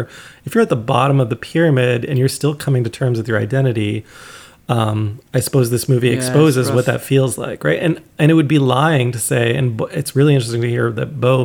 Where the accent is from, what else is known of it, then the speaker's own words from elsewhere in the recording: Toronto, Ontario, Canada; moved away; I grew up in the inner city of Toronto